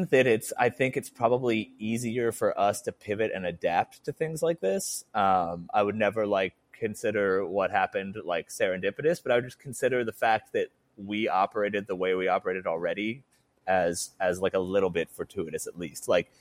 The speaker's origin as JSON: {"language": "English", "town": "Johns Creek", "region": "Georgia", "country": "United States", "tie": "born or raised there", "also_born_or_lived": "Atlanta, Georgia", "moved": "as an adult", "lives_now": "Los Angeles, United States", "said": "I grew up in a town called Johns Creek. But it wasn't called that when I grew up there. It's called that. It's like a new city that formed after I moved. But yeah, I went to Georgia State. Was in Atlanta the first 25 years of my life"}